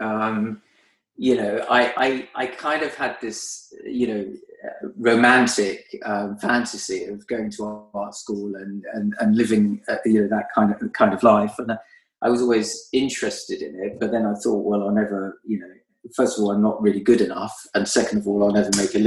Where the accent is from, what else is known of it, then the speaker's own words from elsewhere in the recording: London, United Kingdom; growing up in Northwest London, I was on my bike the whole time